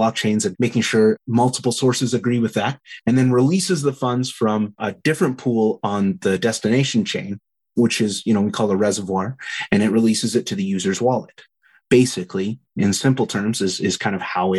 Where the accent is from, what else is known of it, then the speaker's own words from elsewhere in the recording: Southeast Saskatchewan, Canada; now in Calgary, Canada; where I grew up in Southeast Saskatchewan